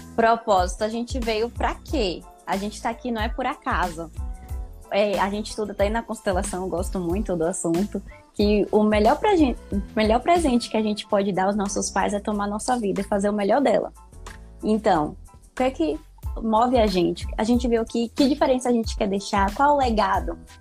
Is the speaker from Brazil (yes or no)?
yes; Salvador, Bahia, Brazil; Sou de Salvador, Bahia, lugar maravilhoso